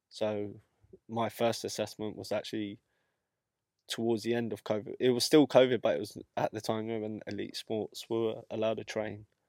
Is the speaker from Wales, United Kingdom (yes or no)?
no; London, United Kingdom; I'm from obviously Ealing